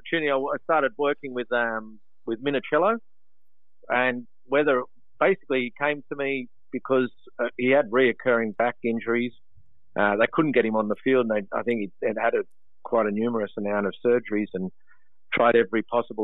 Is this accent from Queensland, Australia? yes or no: no; Sydney, New South Wales, Australia; also born or lived in Maroubra / Coogee / Kingsford; I was born here. My parents are in Italian descent. I was brought up on the Vaucluse area